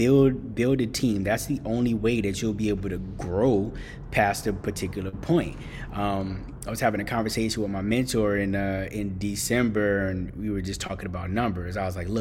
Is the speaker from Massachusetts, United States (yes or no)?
yes; Boston, Massachusetts, United States; I grew up in Boston